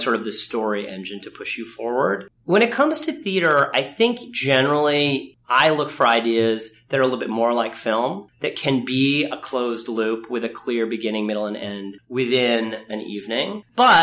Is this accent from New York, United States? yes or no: yes; Ithaca, New York, United States; I grew up in Ithaca, New York